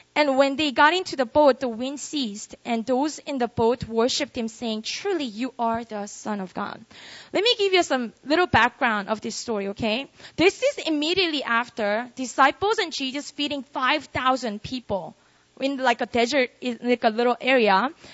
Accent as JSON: {"language": "English", "region": "Busan", "country": "South Korea", "tie": "born or raised there", "moved": "as an adult", "lives_now": "Seoul, South Korea", "said": "I was born and raised in Korea, uh, in Busan. And then when I was 19, I moved to Seoul, this city."}